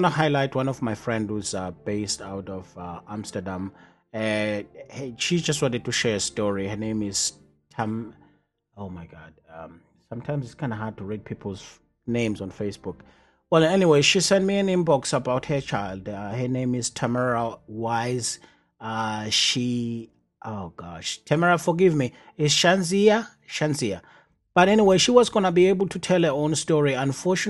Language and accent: English; South Africa; now in Southbury, United States; growing up in South Africa